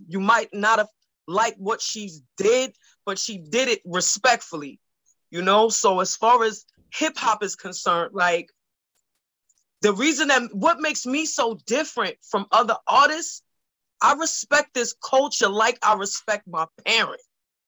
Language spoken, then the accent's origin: English; New York, United States; I'm from Washington Heights. That's by Sugar Hill. You know, Little Dominican Republic, 181st, 182, 183, all that is my stomping grounds.